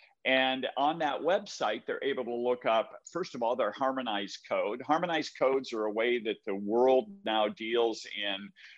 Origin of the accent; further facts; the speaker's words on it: United States; I'm a baby boomer. By that statement, I just said, I'm an American.